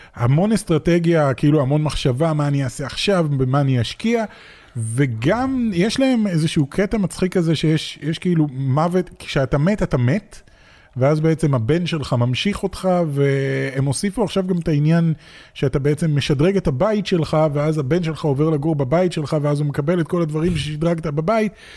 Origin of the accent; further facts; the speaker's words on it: Israel; מגיע מתוך ישראל, ואין לנו פה תעשיית משחקים גדולה